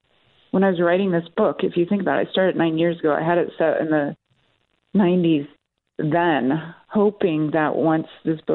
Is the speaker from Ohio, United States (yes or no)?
yes; Bowling Green, Ohio, United States; Well, I grew up, I'm like a gypsy. I grew up initially in a really small little college town in the Midwest called Bowling Green, Ohio.